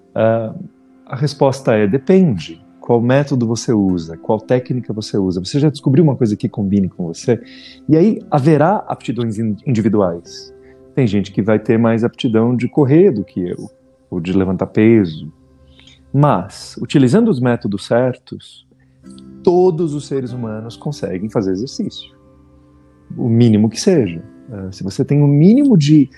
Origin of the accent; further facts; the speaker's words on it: Brazil; eu ter crescido no Brasil